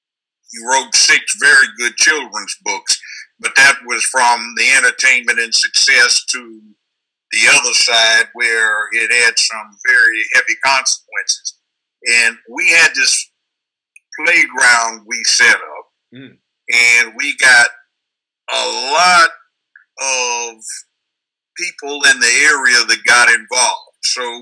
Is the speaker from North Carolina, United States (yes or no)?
no; Los Angeles, California, United States; moved away as an adult; now in Memphis, United States; I grew up in South Central Los Angeles.